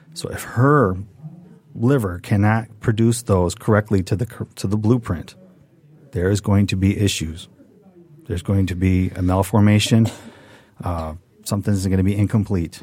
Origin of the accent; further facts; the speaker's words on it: Redford, Michigan, United States; I grew up with in Redford